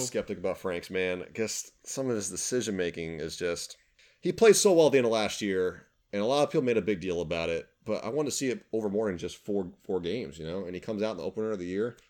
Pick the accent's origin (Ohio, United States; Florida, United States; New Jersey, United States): Florida, United States; South; now in Lake City, United States; I grew up in South Florida